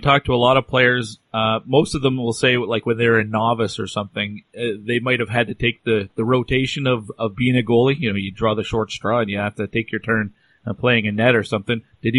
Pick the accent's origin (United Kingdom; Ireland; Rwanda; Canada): Canada; we're all Canadians, and probably it's natural for us to grow up wanting to play